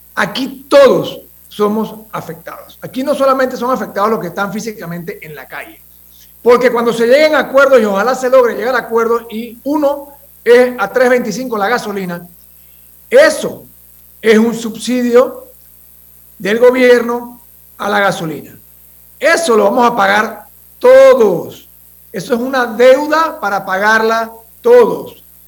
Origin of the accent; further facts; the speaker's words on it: Panama; nosotros como panameños